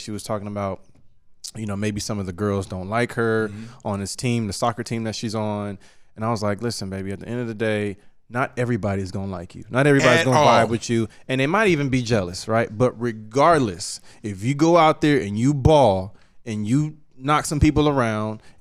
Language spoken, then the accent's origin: English; San Diego, California, United States; I grew up in San Diego. I grew up in San Diego.